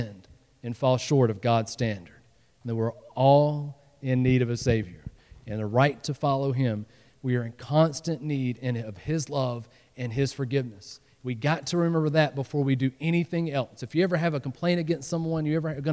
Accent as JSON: {"language": "English", "region": "the South", "country": "United States", "moved": "yes", "said": "I came from the South, and you know, in the South, you dress up"}